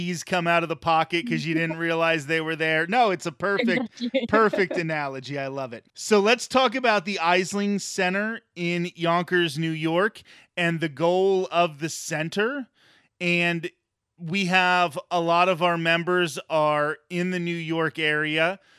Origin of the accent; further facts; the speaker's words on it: Ireland; as Irish people, we have that same struggle. We have to try to preserve our culture.